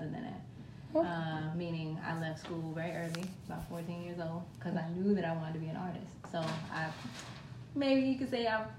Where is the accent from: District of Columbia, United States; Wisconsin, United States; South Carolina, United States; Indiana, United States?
District of Columbia, United States; Washington; moved away as an adult; also born or lived in Miami / Baltimore / Oakland; I'm originally from D.C.